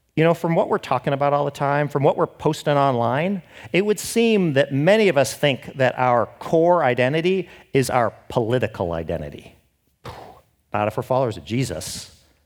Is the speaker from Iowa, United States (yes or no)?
no; Seattle, Washington, United States; I'm from Seattle